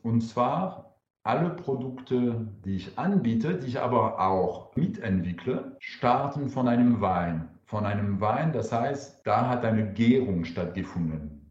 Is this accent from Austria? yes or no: no; France; German is a second language; now in Karlsruhe, Germany; Ich bin Franzose